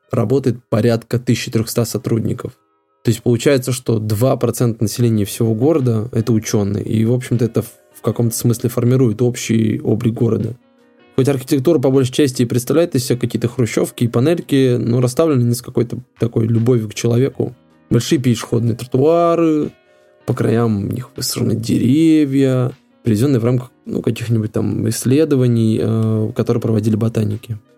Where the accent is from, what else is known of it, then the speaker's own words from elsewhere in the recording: Apatity, Murmansk Oblast, Russia; как коренное апатичение в третьем поколении